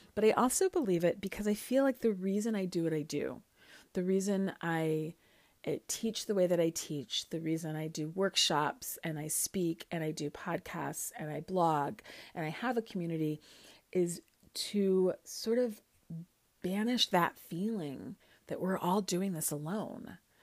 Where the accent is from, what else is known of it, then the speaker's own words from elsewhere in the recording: Chicago, Illinois, United States; moved away as an adult; also born or lived in Kansas / Michigan; now in New York City, United States; I, I grew up in Chicago, Illinois, um, in Lincoln Park, Lakeview area.